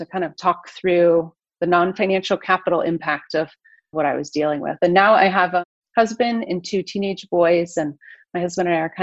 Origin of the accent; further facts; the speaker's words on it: Detroit, Michigan, United States; moved away as an adult; now in Florida, United States; I was raised in the Metro Detroit area, the suburbs